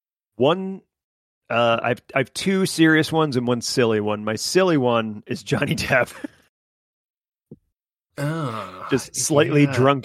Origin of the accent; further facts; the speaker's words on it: England, United Kingdom; I'm English.